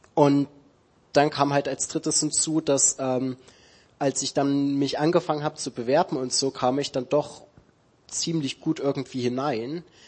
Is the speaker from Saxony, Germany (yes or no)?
yes; Dresden, Saxony, Germany; moved away; ich komme aus Dresden ursprünglich, also in Sachsen